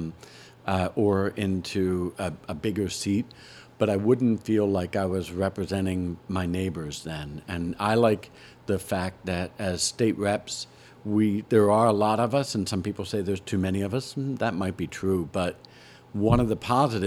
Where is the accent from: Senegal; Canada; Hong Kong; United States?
United States; Philadelphia, Pennsylvania; found my great-grandpa with my grandpa as one of the kids in the household, maybe about 5 blocks away from where I grew up.